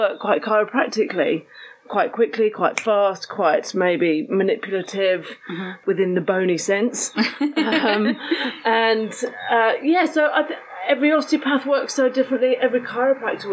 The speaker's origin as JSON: {"language": "English", "country": "United Kingdom", "also_born_or_lived": "New Zealand", "moved": "as an adult", "said": "I'm a Brit, I'm a POM"}